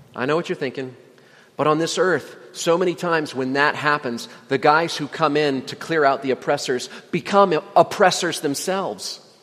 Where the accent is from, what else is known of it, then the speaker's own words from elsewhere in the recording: Indiana, United States; moved away; also born or lived in Virginia; I lived in Virginia for nine years, even though I'm from Indiana